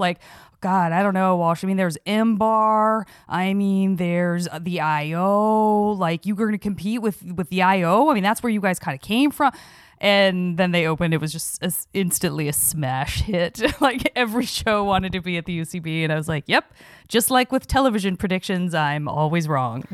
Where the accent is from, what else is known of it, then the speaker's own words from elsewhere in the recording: Tucson, Arizona, United States; moved away; growing up in Tucson, Arizona